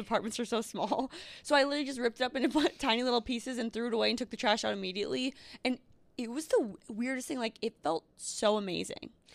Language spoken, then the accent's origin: English; Northfield, Minnesota, United States; moved away; where I grew up. Northfield.